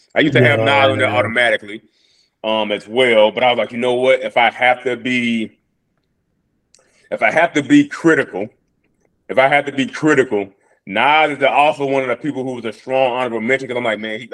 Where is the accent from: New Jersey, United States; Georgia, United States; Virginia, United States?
Georgia, United States; Atlanta; I had to put somebody from my hometown in there, and he's the best from my hometown